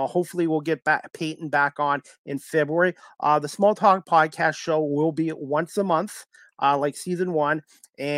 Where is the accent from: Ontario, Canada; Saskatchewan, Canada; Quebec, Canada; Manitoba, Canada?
Ontario, Canada; being from Ontario